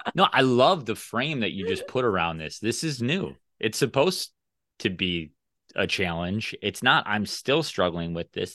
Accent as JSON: {"language": "English", "region": "Midwest", "country": "United States", "said": "I'm a Midwesterner"}